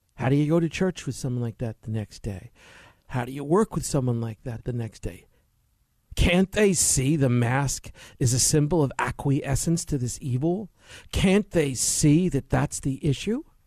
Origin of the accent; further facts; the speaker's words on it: New York City, New York, United States; growing up in New York City, finishing college